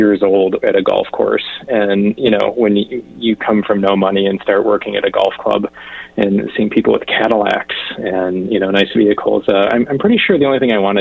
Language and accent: English; southeast Michigan, United States; I grew up in a rural small town in southeast Michigan